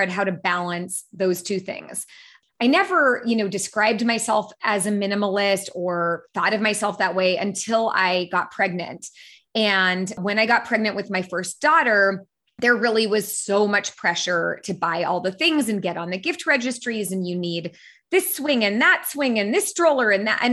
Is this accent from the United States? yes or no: yes; San Francisco, California, United States; I was born and raised in San Francisco. So I grew up in the Bay Area